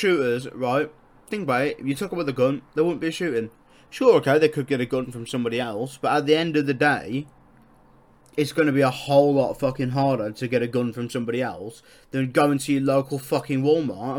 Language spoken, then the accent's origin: English; United Kingdom; I'm British